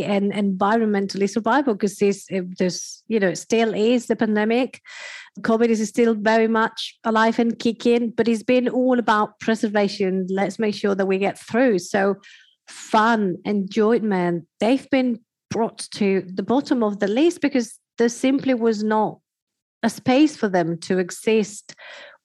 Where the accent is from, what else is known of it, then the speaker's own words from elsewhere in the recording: Spain; I am from Spain